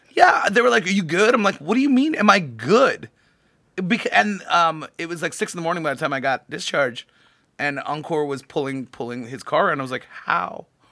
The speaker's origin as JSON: {"language": "English", "town": "San Jose", "region": "California", "country": "United States", "tie": "born or raised there", "also_born_or_lived": "New York / Los Angeles", "moved": "yes", "said": "I grew up in a very idyllic little part of San Jose"}